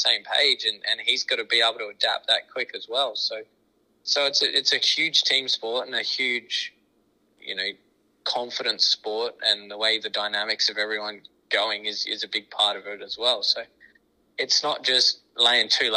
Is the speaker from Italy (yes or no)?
no; Australia; moved away as an adult; also born or lived in Warrnambool; now in United States; That's our biggest race in Australia. That's the sort of the race I grew up watching